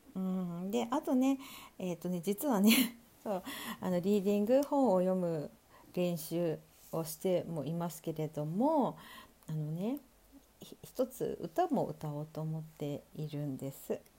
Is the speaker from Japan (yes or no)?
yes; Sapporo, Hokkaido, Japan; 私ね北北海道札幌生まれということもあって